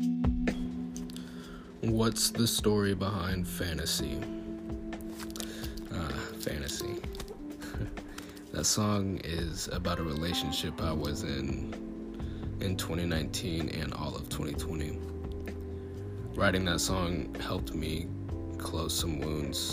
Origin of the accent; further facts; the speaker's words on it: Cleburne, Texas, United States; I'm 17, I'm from Cleburne, Texas